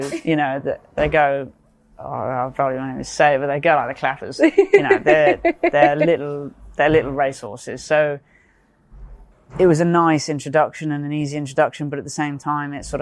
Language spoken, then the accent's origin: English; Cheltenham, South West England, United Kingdom; growing up near Cheltenham